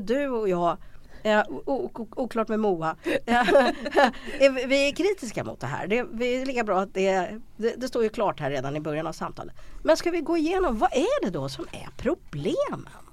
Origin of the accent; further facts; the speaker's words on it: Sweden; som svensk